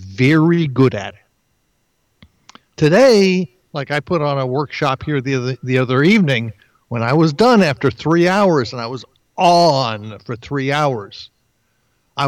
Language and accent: English; East Brunswick, New Jersey, United States; also born or lived in Bayside, Queens, New York City; I was born in Bayside, Queens, New York City. Grew up in Jersey. And went to high school in East Brunswick, exit 9 on the Jersey Turnpike.